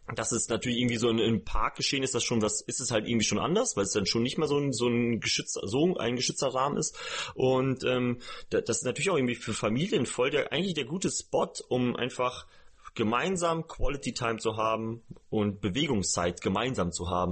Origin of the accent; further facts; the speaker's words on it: small village near Osnabrück, Lower Saxony, Germany; moved away; in meinem eigentlichen Umfeld, wo ich herkomme